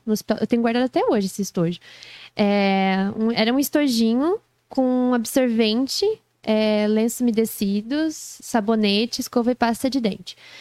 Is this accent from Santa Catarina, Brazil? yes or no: yes; Joinville, Santa Catarina, Brazil; sou joinvilense raiz